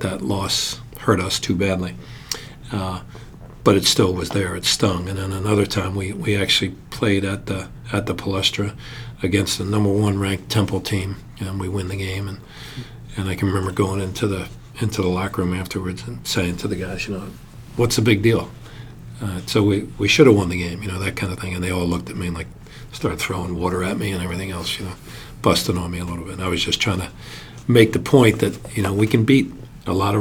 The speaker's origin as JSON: {"language": "English", "town": "Philadelphia", "region": "Pennsylvania", "country": "United States", "tie": "born or raised there", "said": "as a Philadelphian, I got a chance to watch games there as a little kid."}